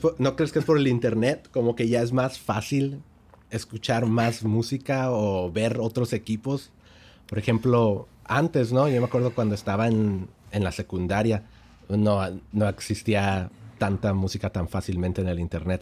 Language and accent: Spanish; El Paso, Texas, United States; sí crecí en El Paso